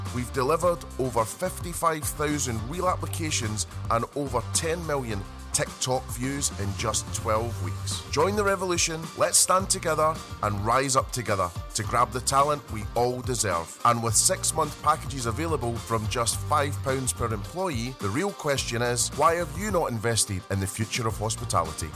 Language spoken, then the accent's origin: English; Scotland, United Kingdom; being Scottish